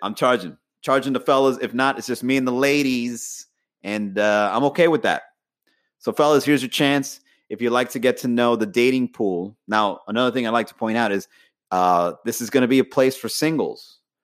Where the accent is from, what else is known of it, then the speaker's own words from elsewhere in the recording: Miami, Florida, United States; also born or lived in Long Island, New York; I was brought into Miami at an early age